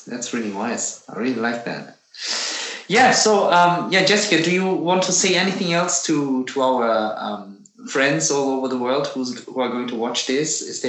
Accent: Turkey; born there; Like, what I always miss, like, you know, I was born in Turkey.

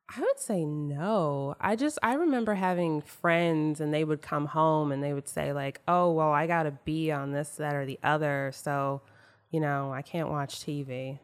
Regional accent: Maryland, United States; I grew up in Maryland

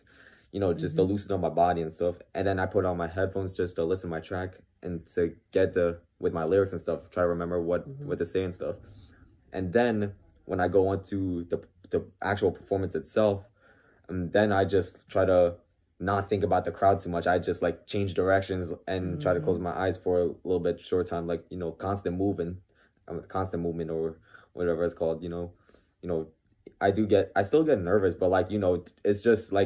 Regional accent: Lakewood, New Jersey, United States; I was born there in 97, October 97

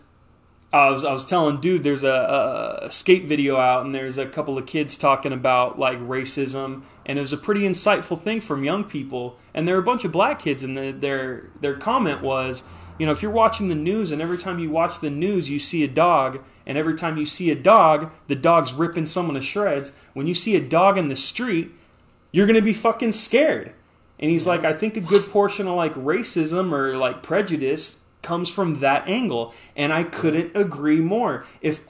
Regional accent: United States; as an American

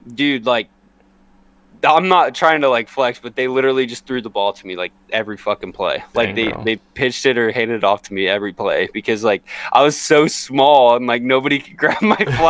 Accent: Kansas, United States; I was born and raised in Kansas.

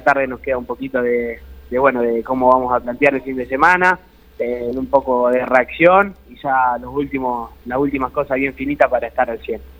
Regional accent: Guatimosín, Córdoba, Argentina; el pueblo, eh, aunque parezca mentira, somos 8 cuadras por 5. tenemos dos clubes

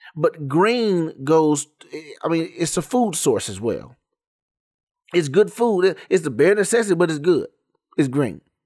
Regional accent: Garland, Texas, United States; I'm from Dallas, Texas. Um, that's the major city, DF Dub. Little suburb called Garland. East Garland to be exact

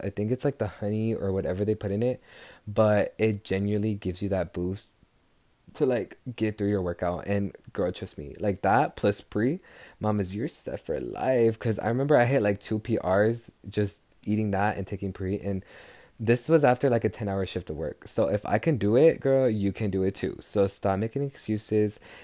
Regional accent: Texas, United States; I'm from Texas, so arriba la raza from Texas

